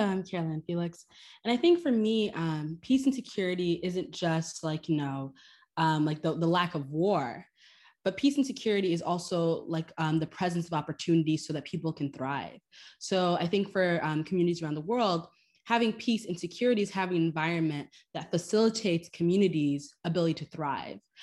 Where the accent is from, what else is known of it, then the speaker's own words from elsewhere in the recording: Miami, Florida, United States; moved away as an adult; also born or lived in Haiti; now in New York, United States; my community where I grew up in Miami, but also in Haiti, too.